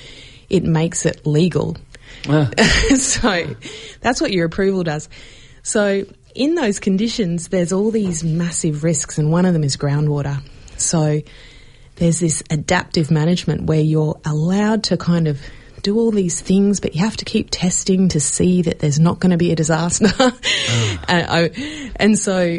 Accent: Queensland, Australia; moved away; I'm from Queensland

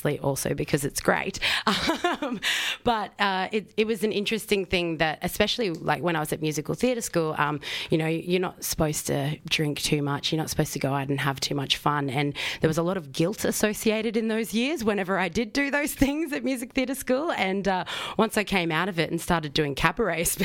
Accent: Queensland, Australia; moved away; I am a Queenslander.

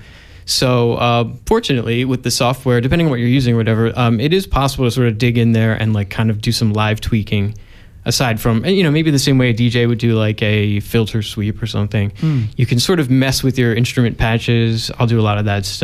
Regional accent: Philadelphia, Pennsylvania, United States; I'm from Philadelphia, Pennsylvania.

